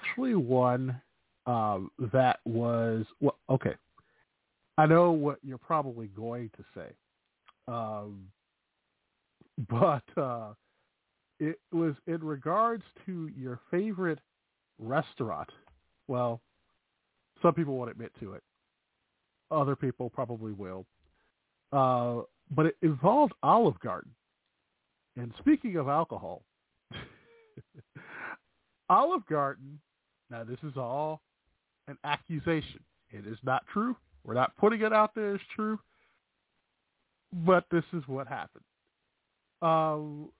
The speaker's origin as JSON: {"language": "English", "town": "Chicago", "region": "Illinois", "country": "United States", "accent": "Chicago", "said": "that's my Chicago accent"}